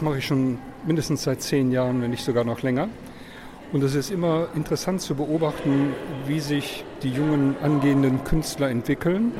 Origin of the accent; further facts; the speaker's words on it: Hamburg, Germany; also born or lived in Paris, France; now in Düsseldorf, Germany; Ich komme ursprünglich aus Hamburg